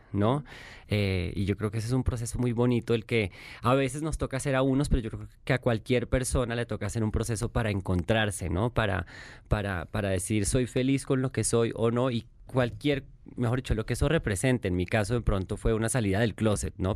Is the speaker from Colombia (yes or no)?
yes; Colombia; accent: Colombian; moved away as an adult; now in Mexico; Vivo aquí hace seis años aunque no pierdo mi acento colombiano